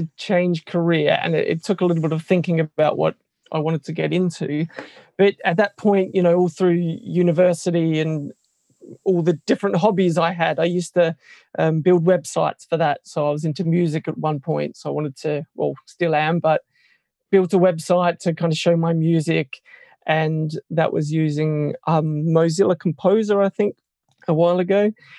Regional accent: Australia; moved away as an adult; now in United Kingdom; Yeah, so I suppose location-wise, I come from Australia originally and have moved to the UK about 3 years ago.

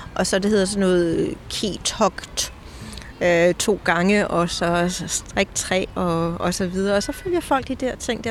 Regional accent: Denmark; moved away as an adult; also born or lived in Copenhagen; now in Scotland, United Kingdom; Jeg er dansker, der er bosat i Skotland

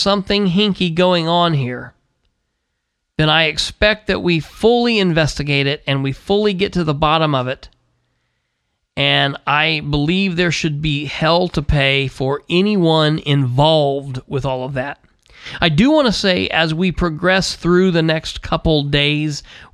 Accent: United States; As an American

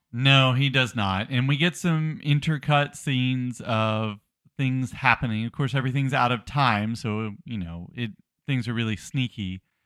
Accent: the South, United States; I'm from the South

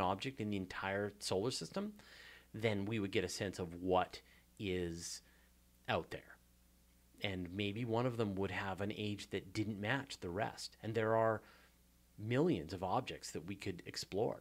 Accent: Canada; accent: Canadian; my hilarious Canadian accent

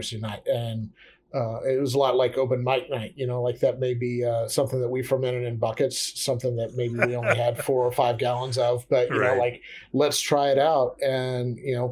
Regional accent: Missouri, United States; moved away as an adult; also born or lived in New York City; I'm originally from Missouri

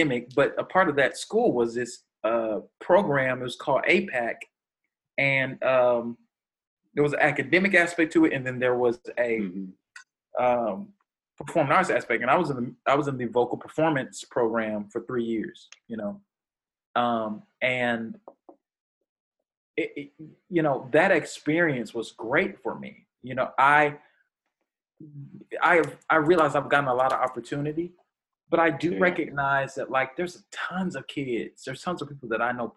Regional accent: Jackson, Mississippi, United States; I'm born and raised in Jackson, Mississippi

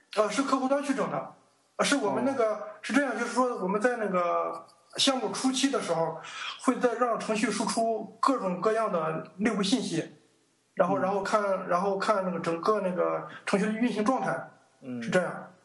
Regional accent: Weifang, Shandong, China; also born or lived in Huangdao, Qingdao; 我老家是山东潍坊的

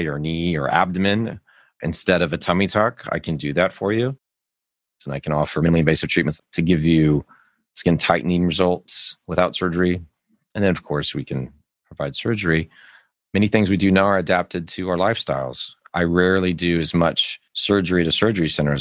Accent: Las Vegas, Nevada, United States; now in Austin, United States; I grew up in Las Vegas, Nevada, where nobody actually grows up.

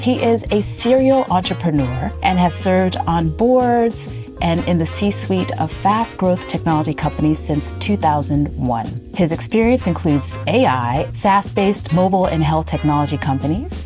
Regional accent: United States; my family is Ghanaian, growing up in the US

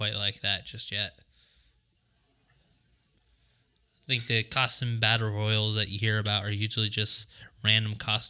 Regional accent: Long Beach, California, United States; I'm from Long Beach, born and raised.

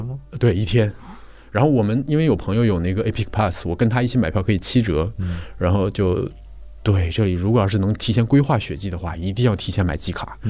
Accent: Northeast China, China; now in Shanghai, China; 我是东北人

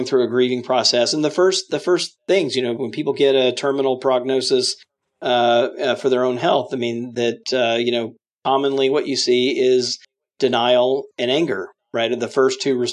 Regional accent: Mississippi, United States; now in Washington, D.C., United States; I grew up Southern Baptist in Mississippi

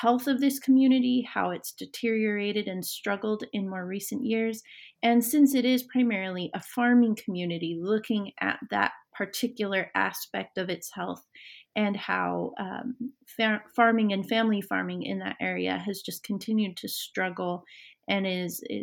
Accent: Fruitland, Idaho, United States; moved away as an adult; also born or lived in Emmett, Idaho; now in Northern Virginia, United States; the farming community where I grew up in Idaho as a young person. I lived in Fruitland, Idaho

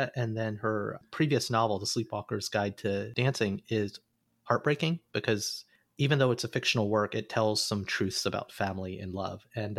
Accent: Alabama, United States; moved away; an Indian-American boy who came from Alabama with a banjo on my knee.

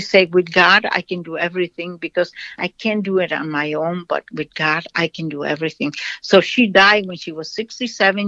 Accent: Brazil; moved away; I am from Brazil.

